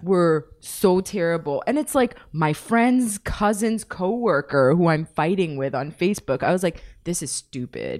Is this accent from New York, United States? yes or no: yes; New York City, New York, United States; I'm from Flushing.